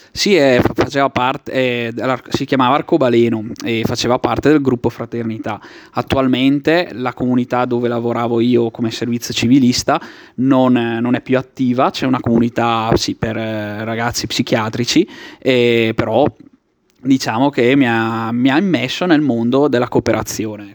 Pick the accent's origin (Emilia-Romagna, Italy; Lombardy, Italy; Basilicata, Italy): Lombardy, Italy; Travagliato; now in Brescia, Italy; sono di Travagliato